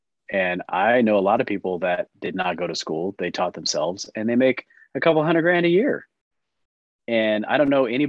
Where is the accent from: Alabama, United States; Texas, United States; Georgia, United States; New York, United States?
Texas, United States; moved away as an adult; also born or lived in California; I grew up in Texas